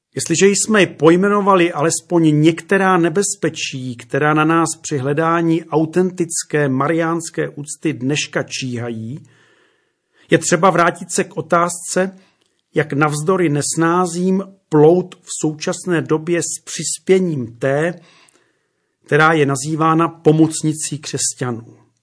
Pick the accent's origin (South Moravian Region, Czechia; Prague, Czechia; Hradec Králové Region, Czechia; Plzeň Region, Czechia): Hradec Králové Region, Czechia; Červený Kostelec; u nás doma v Podkrkonoší, v malém podhorském městě jménem Červený kostelec